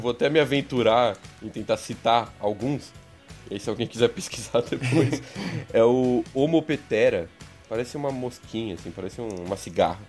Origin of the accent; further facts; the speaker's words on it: São Bernardo do Campo, São Paulo, Brazil; sou de São Bernardo mesmo, então conheci ele na escolinha mesmo, ensino fundamental